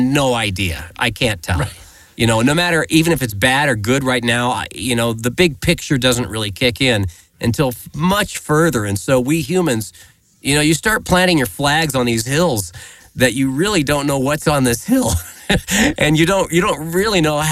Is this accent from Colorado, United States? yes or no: yes; Greeley, Colorado, United States; I grew up in Greeley, Colorado